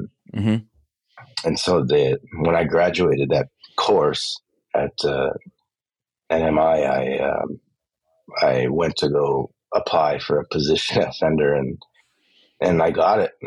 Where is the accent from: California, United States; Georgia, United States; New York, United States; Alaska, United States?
California, United States; Los Angeles; I grew up in East